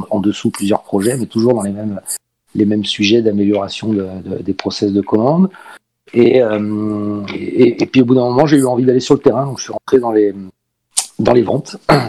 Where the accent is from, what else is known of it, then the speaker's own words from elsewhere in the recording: Paris, Île-de-France, France; moved away as an adult; now in Marseille, France; Je suis originaire de Paris, mais je suis venu faire mes études à l'âge de 18 ans euh, dans, cette belle région et je suis jamais reparti